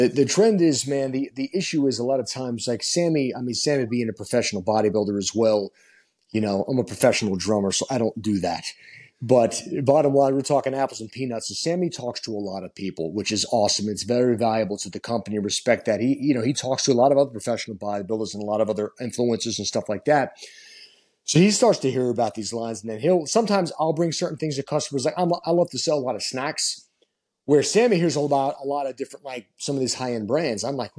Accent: Long Island, New York, United States; I'm from Long Island, so that's always been my stomping grounds.

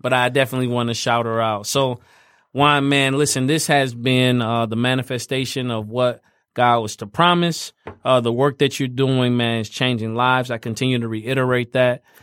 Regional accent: Fort Wayne, Indiana, United States; moved away; growing up in Fort Wayne

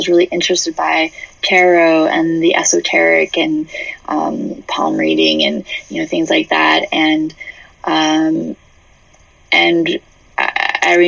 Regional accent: New Hampshire, United States; I grew up in New England. I grew up in New Hampshire. Yeah, a little small town.

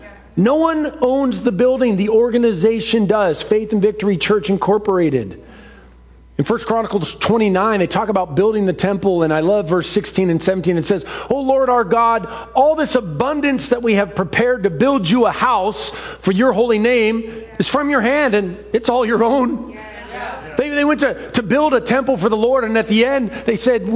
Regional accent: Seattle, Washington, United States; The childhood home that I grew up in Ballard that was built in 1918

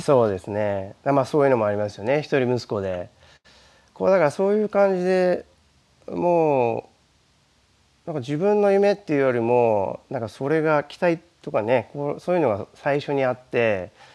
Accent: Tokyo, Japan; moved away; 僕は出身は東京です

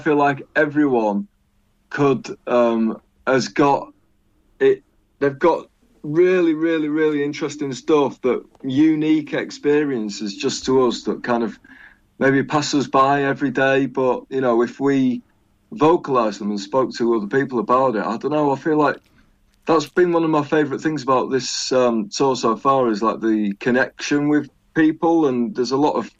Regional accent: York, Yorkshire and the Humber, United Kingdom; I come from York, or Yoke, as I like to call it

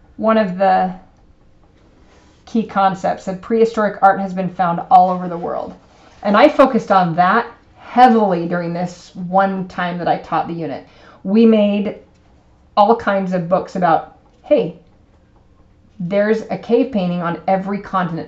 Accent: United States; we're American

